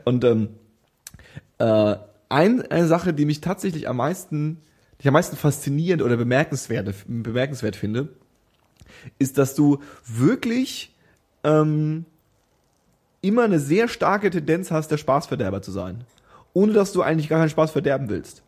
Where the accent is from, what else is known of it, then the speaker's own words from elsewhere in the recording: Franconia, Bavaria, Germany; now in Berlin, Germany; wo ich herkomme, aus Franken